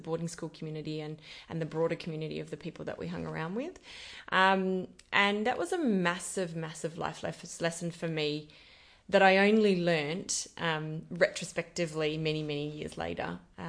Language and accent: English; Esperance, Western Australia, Australia; I have so many fond memories of Esperance. It was such a wonderful farming community and small community in the country. I grew up in a reasonably large family.